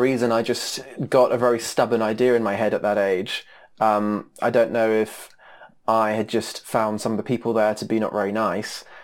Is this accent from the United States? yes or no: yes; United States; moved away; being an American with, you know, blonde hair